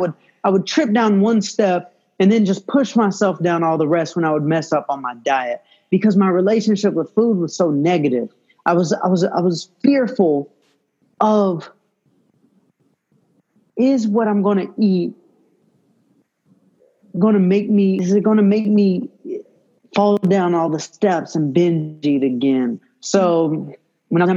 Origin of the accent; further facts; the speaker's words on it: Atlanta, Georgia, United States; moved away as an adult; now in California, United States; I'm originally from Atlanta